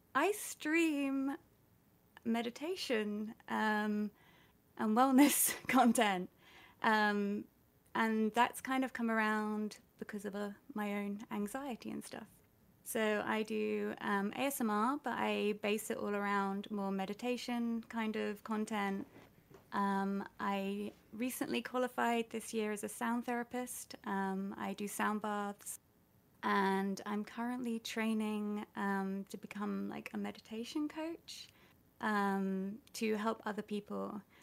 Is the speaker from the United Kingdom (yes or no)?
yes; United Kingdom; I'm British